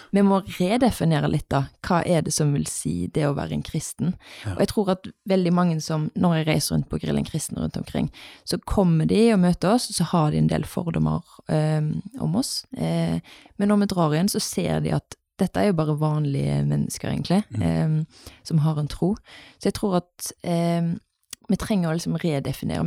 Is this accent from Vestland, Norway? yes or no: no; Haugesund, Rogaland, Norway; moved away as an adult; now in Bergen, Norway; Bodde her til jeg var åtte, så flytta vi til Haugesund. Mm. Eh, så det er der jeg er oppvokst.